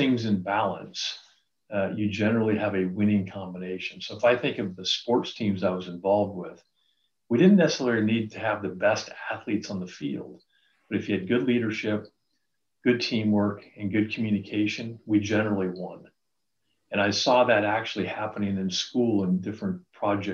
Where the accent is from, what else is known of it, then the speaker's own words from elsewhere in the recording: Reno, Nevada, United States; I grew up in Reno, Nevada